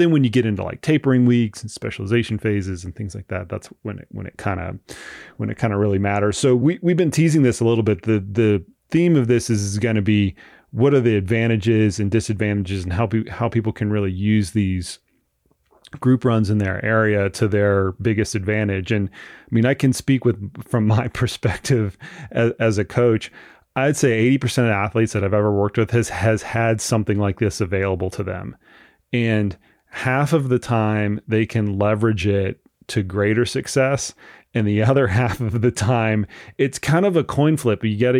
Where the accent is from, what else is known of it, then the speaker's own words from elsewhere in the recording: Florida, United States; now in Colorado Springs, United States; I come from Florida and our camps are in Colorado Springs, 6,000 feet.